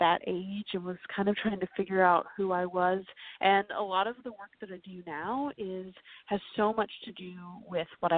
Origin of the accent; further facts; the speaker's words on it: New York City, New York, United States; I grew up downtown New York City